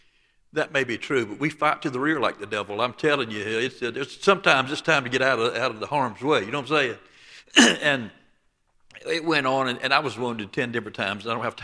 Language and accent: English; the South, United States; And I was born and raised in the Bible Belt of the South.